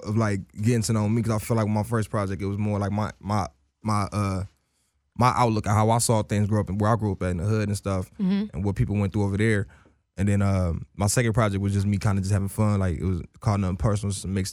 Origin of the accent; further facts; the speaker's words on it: Los Angeles, California, United States; I'm from L.A., South Central